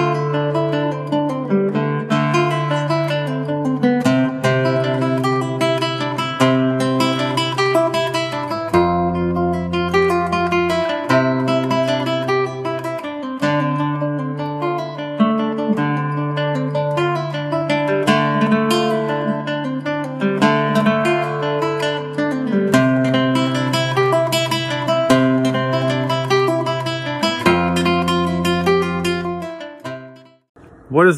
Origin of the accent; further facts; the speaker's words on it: Arkansas, United States; my home state of Arkansas